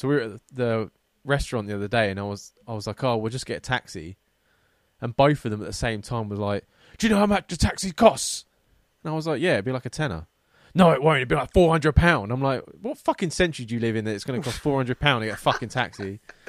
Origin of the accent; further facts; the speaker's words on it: Isle of Wight, South East England, United Kingdom; I'm from the Isle of Wight and everyone almost knows each other there. And to top it off, most of the population are retired. It's just not my type of place.